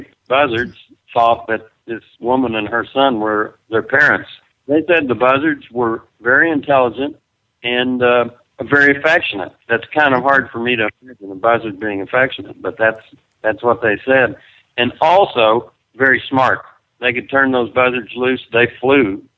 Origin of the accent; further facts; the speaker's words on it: Perryton, Texas, United States; It's a nice little community where I grew up, and uh, it's where Chris and I came back to raise our kids.